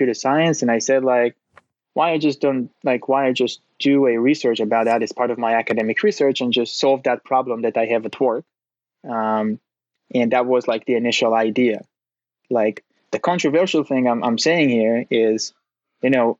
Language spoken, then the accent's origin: English; Tel Aviv, Tel Aviv District, Israel; moved away as an adult; now in San Francisco, United States; I'm originally from Israel, from Tel Aviv